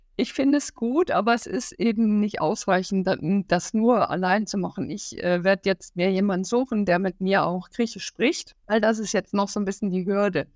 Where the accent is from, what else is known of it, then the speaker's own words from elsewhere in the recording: Hamburg, Germany; ich bin ja auch aus Hamburg